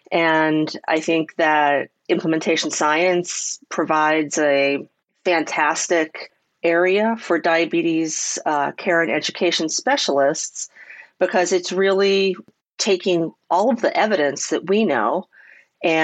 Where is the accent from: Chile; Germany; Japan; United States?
United States; Pittsburgh, Pennsylvania; I was born and raised in Pittsburgh